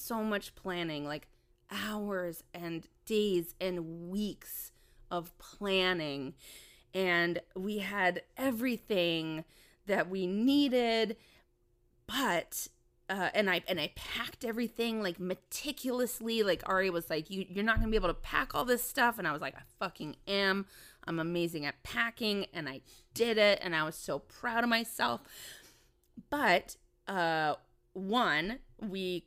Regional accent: Minnesota, United States; growing up in Minnesota

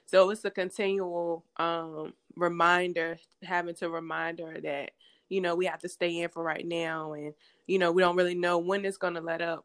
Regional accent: Hosky, North Carolina, United States; I'm originally from Hosky, North Carolina, small town in North Carolina, Eastern

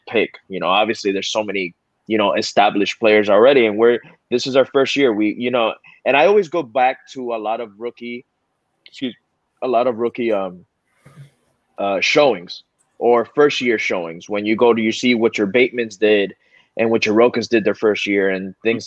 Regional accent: Miami, Florida, United States; I'm a proud Miami guy. I don't want to say Florida boy, but I'm a proud Miami guy. I love saying where I'm from.

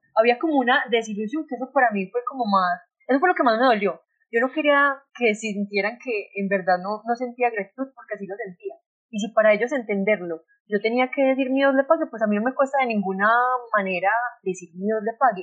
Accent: Colombia; nos lo debemos mucho como sociedad colombiana

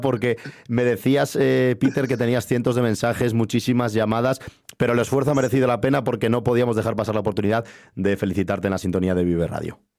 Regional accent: Valderas, Castile and León, Spain; yo soy de Valderas, que es un pueblo que también está en esa zona

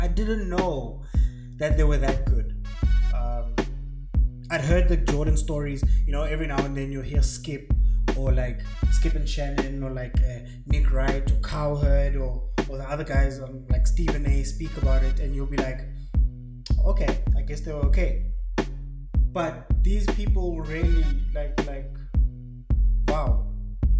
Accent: South Africa; I'm from South Africa

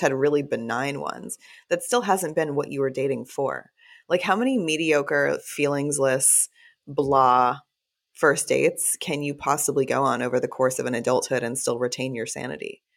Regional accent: Texas, United States; also born or lived in Fort Worth / Austin / Los Angeles / Chicago; now in New Orleans, United States; I'm from the South as well, I was born and raised in Texas, and I live

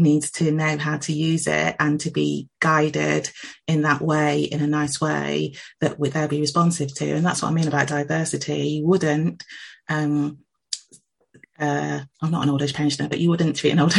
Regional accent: England, United Kingdom; I myself am of Jamaican heritage, but I was born in England. I've lived here all of my life.

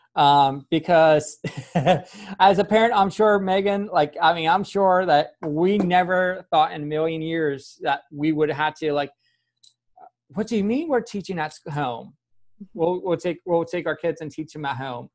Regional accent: Pennsylvania, United States; now in the South, United States; I grew up in Pennsylvania and moving down south, I'm officially allowed to say y'all

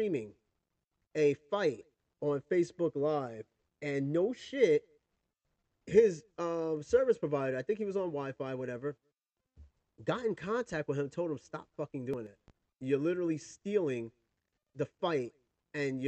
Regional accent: New York, United States; growing up in New York

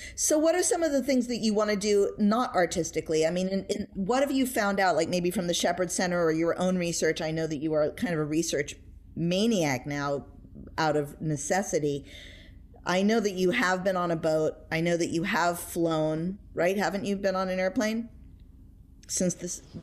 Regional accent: New York City, New York, United States; I was brought up in New York City.

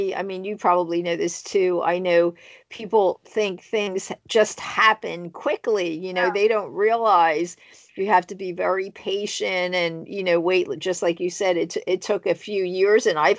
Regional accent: East Coast, United States; I'm from the East Coast also.

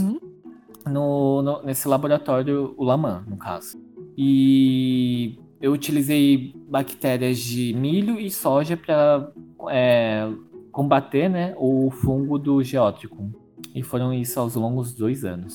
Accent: São Carlos, São Paulo, Brazil; also born or lived in Araras; eu sou de São Carlos, tá? Minha mãe mora em São Carlos

